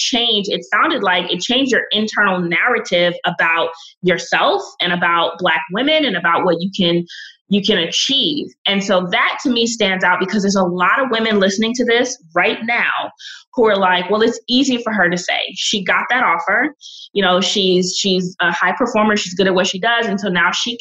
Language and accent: English; New York City, New York, United States; I grew up in Brooklyn, Caribbean neighborhood